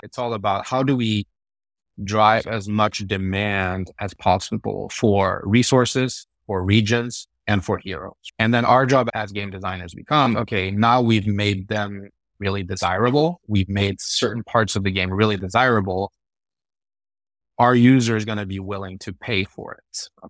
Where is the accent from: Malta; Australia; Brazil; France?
France; also born or lived in Sweden; basically I grew up in Sweden and France. So I'm half French, half Swedish. Grew up in Europe a little bit back and forth, but most of my kid year in France and most of my teenage years in Sweden.